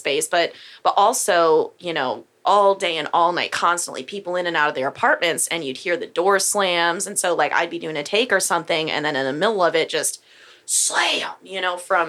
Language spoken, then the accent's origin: English; Michigan, United States; also born or lived in Humble, Texas; now in New Caney, United States; I grew up in Michigan, and we had like a fourth of an acre that backed up on woods